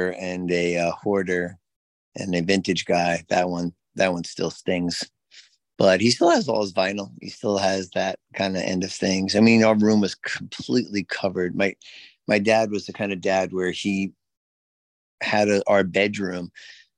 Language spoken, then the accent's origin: English; New York City, New York, United States; I was born in Jackson Heights, Queens. Well, East Elmhurst Hospital. And then I lived in Jackson Heights, Queens.